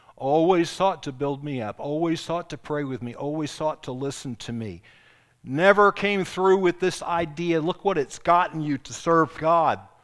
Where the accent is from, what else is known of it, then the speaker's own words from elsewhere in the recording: Charleston, South Carolina, United States; I grew up in Charleston, I grew up south abroad